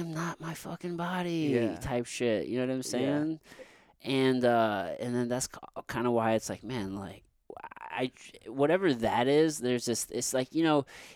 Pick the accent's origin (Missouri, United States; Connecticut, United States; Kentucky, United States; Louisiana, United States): Missouri, United States; Jefferson City; now in St. Louis, United States; growing up in Missouri you know this is like the Bible Belt